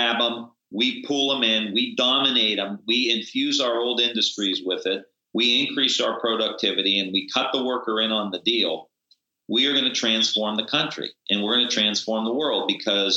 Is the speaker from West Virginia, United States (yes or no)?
no; Niles, Ohio, United States; I grew up in Niles, Ohio, which is the old steel belt, rust belt